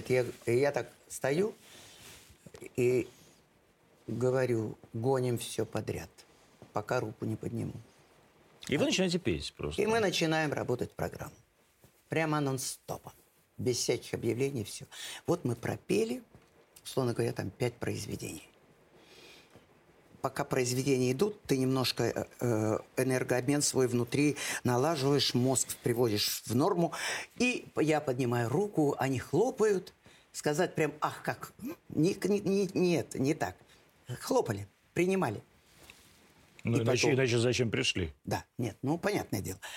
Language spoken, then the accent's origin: Russian; Volga region, Russia; я воспитывалась и росла на Волге. Великая русская река Волга – так вот, э, место, в которых э, приходилось жить, разные деревеньки, нас многонациональе.